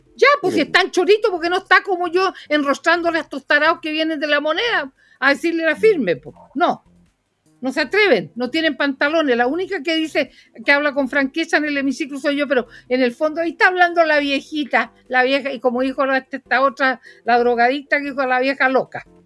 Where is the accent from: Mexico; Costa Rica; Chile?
Chile; Puerto Montt, Los Lagos; nací en Puerto Montt, en el hospital regional de Puerto Montt